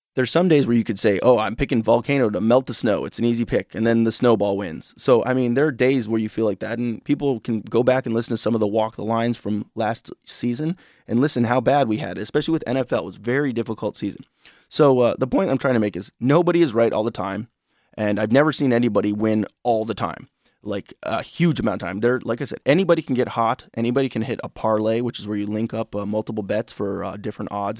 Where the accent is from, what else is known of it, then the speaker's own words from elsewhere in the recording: Illinois, United States; now in Michigan, United States; I'm from Illinois originally